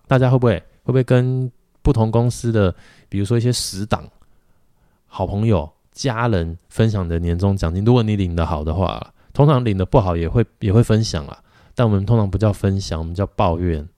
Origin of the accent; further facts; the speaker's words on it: Taiwan; 咱们台湾人